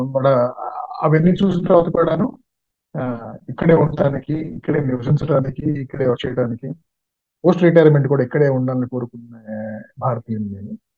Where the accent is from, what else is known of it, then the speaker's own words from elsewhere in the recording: Coastal Andhra, Andhra Pradesh, India; moved away as an adult; also born or lived in Warangal / Hyderabad / Bengaluru; కోస్తా ఆంధ్రలో పుట్టి పుట్టి పెరిగాను